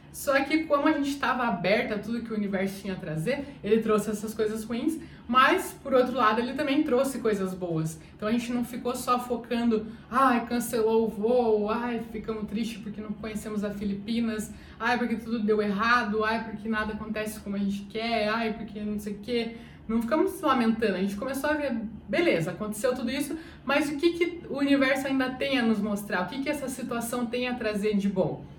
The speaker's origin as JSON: {"language": "Portuguese", "town": "Curitiba", "region": "Paraná", "country": "Brazil", "said": "Eu sou de Curitiba."}